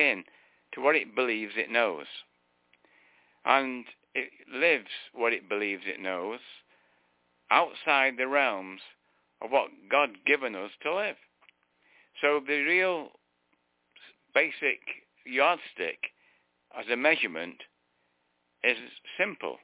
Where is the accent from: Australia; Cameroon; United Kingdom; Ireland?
United Kingdom; now in United States; I was born British